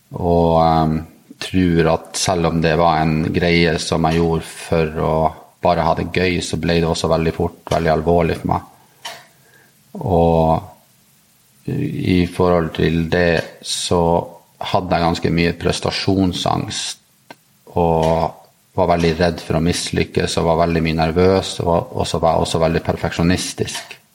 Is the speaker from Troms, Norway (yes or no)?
no; Narvik, Nordland, Norway; now in Oslo, Norway; Jeg er nordlending. Jeg kommer fra Narvik opprinnelig jeg bor i Oslo.